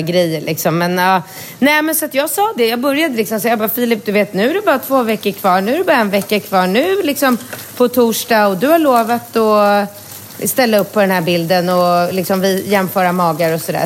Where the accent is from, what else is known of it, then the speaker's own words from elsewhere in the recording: Sweden; moved away as an adult; now in Thailand; jag bor här januari, februari och inte hemma i Sverige